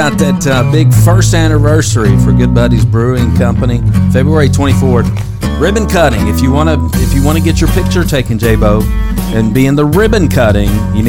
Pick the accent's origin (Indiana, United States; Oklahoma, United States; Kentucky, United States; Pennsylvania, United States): Kentucky, United States; We are from Kentucky.